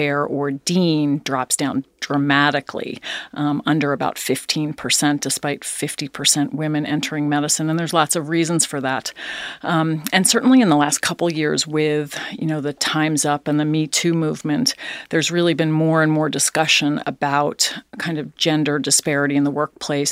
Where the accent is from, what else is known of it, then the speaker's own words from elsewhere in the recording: East Coast, United States; also born or lived in Philadelphia, Pennsylvania; I was born there. Grew up on the East Coast